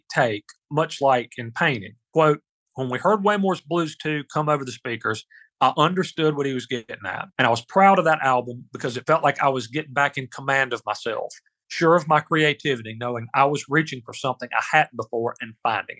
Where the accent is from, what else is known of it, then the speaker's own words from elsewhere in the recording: South Carolina, United States; in my home state of South Carolina